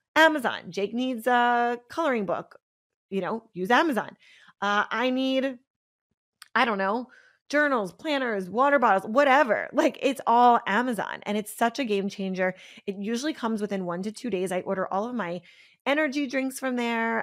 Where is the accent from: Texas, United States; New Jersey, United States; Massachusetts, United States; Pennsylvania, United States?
Pennsylvania, United States; I'm from Pennsylvania, so we had these, like, milkmen